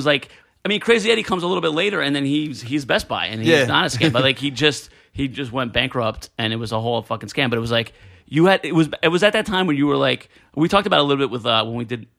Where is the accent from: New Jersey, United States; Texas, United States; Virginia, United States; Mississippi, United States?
New Jersey, United States; Elizabeth; I grew up in Elizabeth, New Jersey